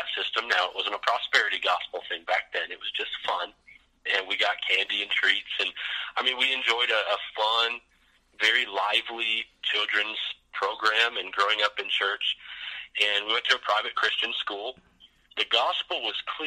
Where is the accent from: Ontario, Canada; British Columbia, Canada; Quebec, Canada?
British Columbia, Canada; Vancouver; also born or lived in Florida; My dad planted a church up in Vancouver, British Columbia. So I was grew up Canadian, even though I was born in Florida